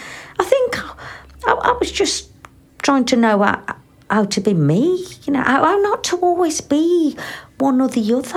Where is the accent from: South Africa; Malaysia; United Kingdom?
United Kingdom; England; My dad was Indonesian, yeah. My mum's from Smethwick and it's her that I grew up with here in England, yeah.